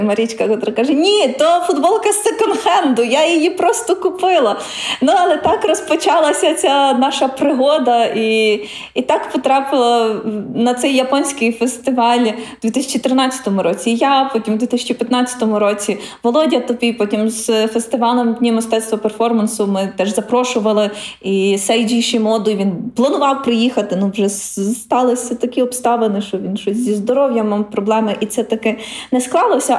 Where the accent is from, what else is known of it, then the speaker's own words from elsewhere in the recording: Ukraine; ми з України, бо ми українці